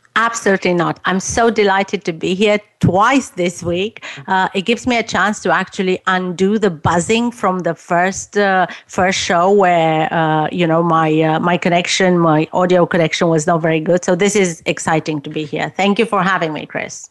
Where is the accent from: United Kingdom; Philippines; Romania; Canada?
Romania; moved away as an adult; I was growing up in Romania